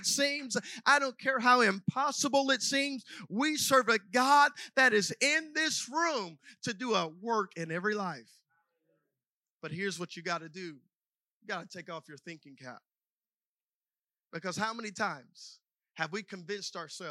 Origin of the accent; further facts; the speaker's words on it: South Mississippi, United States; accent: Southern; We are both from the South, and so there's probably a little bit of a Southern accent there. And I grew up in South Mississippi